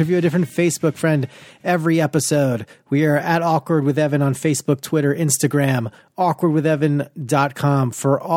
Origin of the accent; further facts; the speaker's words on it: Long Island, New York, United States; I'm from Long Island.